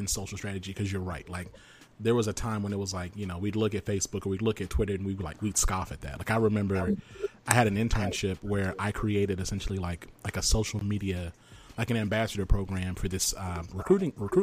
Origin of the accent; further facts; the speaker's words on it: the South, United States; I'm from the South